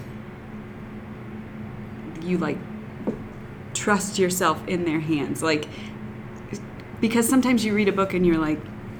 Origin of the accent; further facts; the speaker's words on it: United States; I grew up near Midland